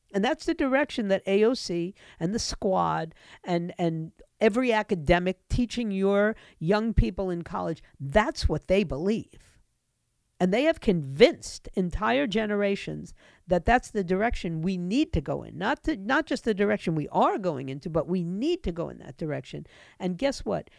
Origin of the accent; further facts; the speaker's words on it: United States; this country, which I grew up